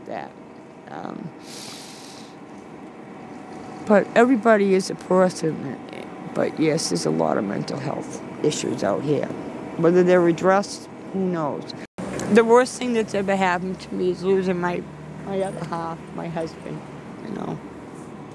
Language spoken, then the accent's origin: English; Belmont, Massachusetts, United States; where I grew up in Belmont.